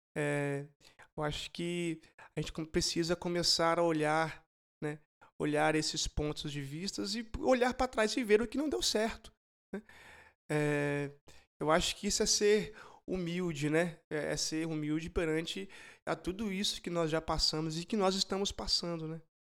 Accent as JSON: {"language": "Portuguese", "country": "Brazil", "said": "como brasileiros"}